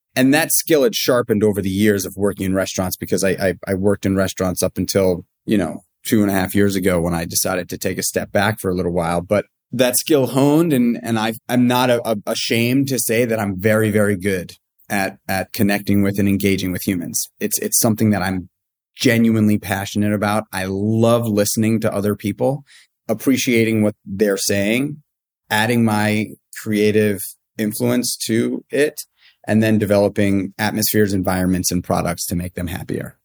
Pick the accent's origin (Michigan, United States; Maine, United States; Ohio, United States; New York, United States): New York, United States; New York City; I, I grew up in New York City. I grew up in Manhattan on eighty-seventh Street between First and Second Avenue.